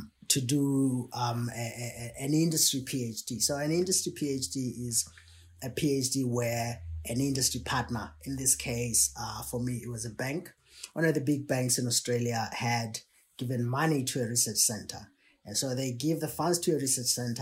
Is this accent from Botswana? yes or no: yes; Botswana; moved away as an adult; I was born in Botswana in a city.